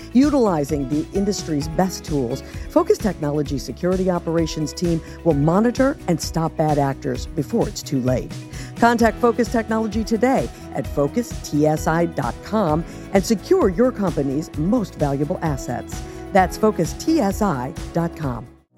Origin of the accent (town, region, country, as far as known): Jefferson City, Missouri, United States; born or raised there; also born or lived in Washington, Missouri; now in Swampscott, United States